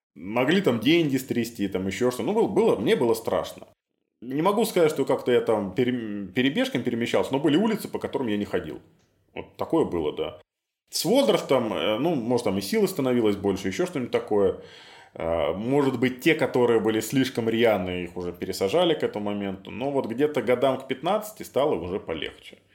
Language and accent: Russian; Minsk, Belarus; Я вырос на Ангарской, в северном поселке